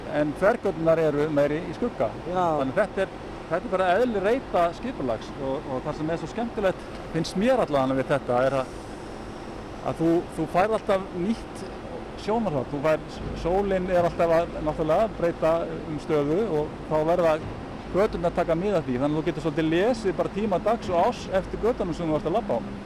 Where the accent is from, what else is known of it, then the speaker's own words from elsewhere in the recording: Reykjavík, Capital Region, Iceland; Ég ólst nú upp á Grettisgötunni